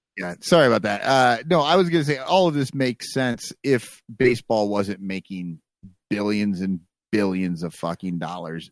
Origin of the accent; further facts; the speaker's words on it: United States; They were in my hometown